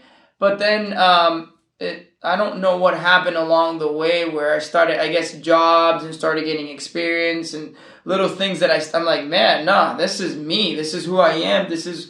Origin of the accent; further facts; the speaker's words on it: California, United States; born there; also born or lived in Nicaragua; So my family's from Nicaragua, and I was born in California, and I have both cultures. I was, lived in Nicaragua and lived here